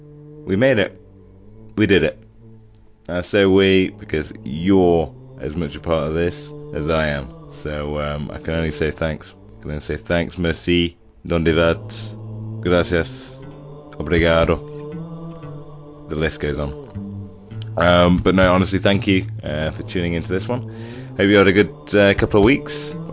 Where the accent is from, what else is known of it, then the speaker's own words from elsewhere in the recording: Nottingham, East Midlands, United Kingdom; I'm from Nottingham